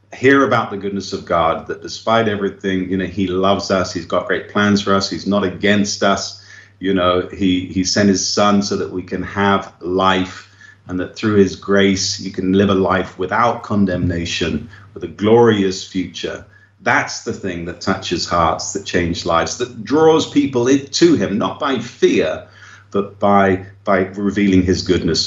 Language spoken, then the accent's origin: English; England, United Kingdom; now in Brazil; I'm an Englishman, I speak English